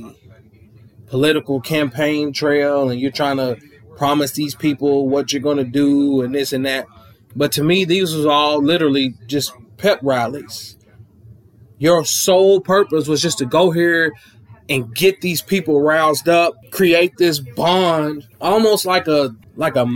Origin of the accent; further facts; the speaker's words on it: Clinton, Kentucky, United States; I'm from Clinton, Kentucky, small little town down in the sticks